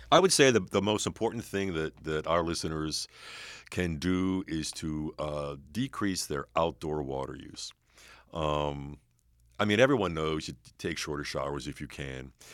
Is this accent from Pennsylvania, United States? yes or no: yes; Pittsburgh, Pennsylvania, United States; I'm from Pittsburgh